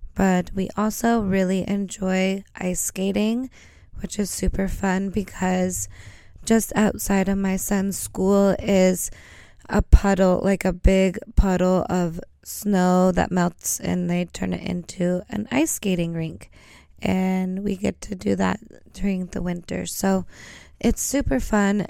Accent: Oregon, United States; moved away as an adult; now in Norway; I come from Oregon, and where I come from, we tend to snowboard. And if you grew up where I grew up

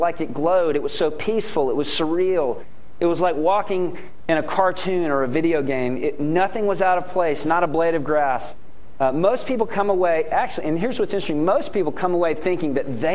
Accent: Ruston, Louisiana, United States; moved away; also born or lived in Fort Worth, Texas; I grew up in Ruston, Louisiana, which is on Interstate 20

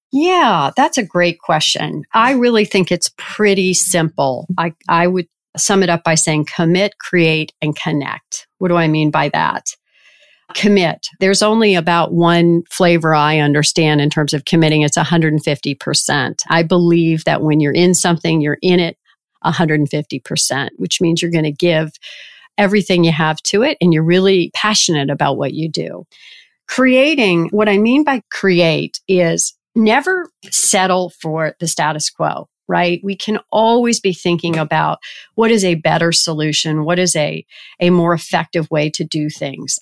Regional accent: Richmond, Virginia, United States; moved away as an adult; I grew up in Richmond, Virginia

